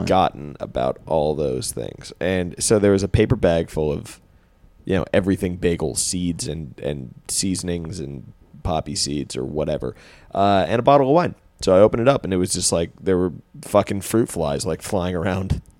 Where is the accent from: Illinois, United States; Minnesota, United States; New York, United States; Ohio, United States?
New York, United States; Westchester; moved away as an adult; now in Brooklyn, United States; my hometown in Westchester